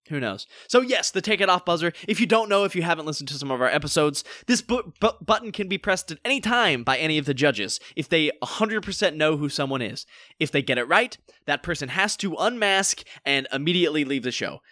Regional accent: North Carolina, United States; now in Los Angeles, United States; we are both actors from North Carolina

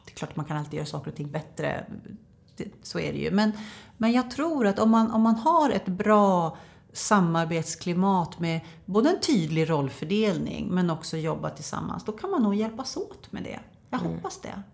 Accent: Norberg, Västmanland, Sweden; jag är från Norberg

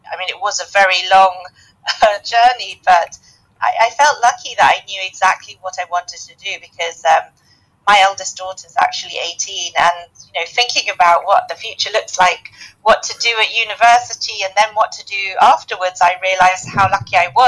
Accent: southern Spain, Spain; also born or lived in United Kingdom / Belgium / Germany / Hong Kong; now in Singapore; born in the UK, raised in the south of Spain, and I have lived in Belgium, Germany, Hong Kong, and now in Singapore.

